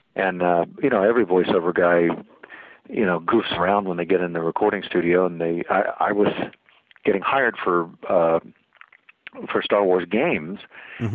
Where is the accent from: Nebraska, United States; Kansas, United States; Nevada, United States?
Kansas, United States; also born or lived in Maryland; I spent my formative years here in the Midwest